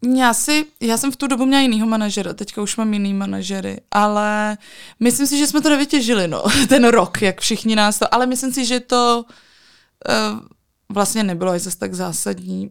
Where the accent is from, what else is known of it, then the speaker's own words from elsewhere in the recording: Czechia; pocházím z Krkonoš